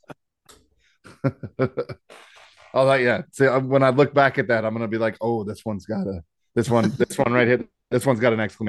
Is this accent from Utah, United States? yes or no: no; Arlington, Virginia, United States; now in Fredericksburg, United States; I'm originally from Arlington, but I've been in Fredericksburg since like 94